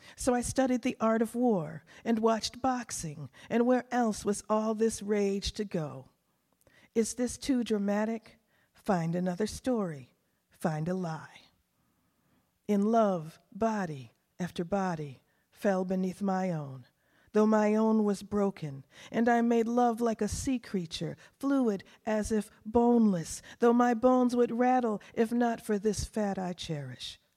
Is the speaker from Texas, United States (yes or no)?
yes; Texas panhandle, United States; also born or lived in Asheville / New England; now in New Hampshire, United States; I was born in Texas on the panhandle. It's so hot out there, I can't stand it. Too hot. But then when I go back, I always feel like I'm home